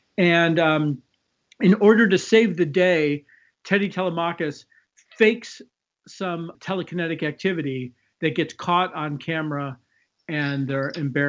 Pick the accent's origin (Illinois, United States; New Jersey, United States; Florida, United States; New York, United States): Illinois, United States; Chicago; Yeah, so I grew up in Chicago. I went to school in the 80s.